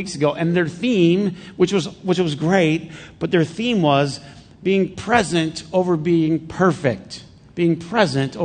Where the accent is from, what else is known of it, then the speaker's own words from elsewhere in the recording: Flint, Michigan, United States; I grew up in Flint